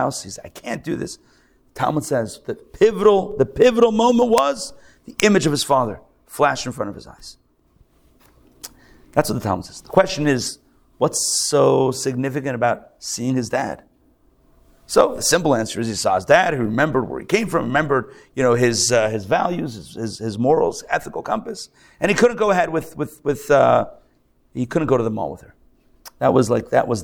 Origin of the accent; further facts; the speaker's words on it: Pittsburgh, Pennsylvania, United States; now in Atlanta, United States; I grew up in Pittsburgh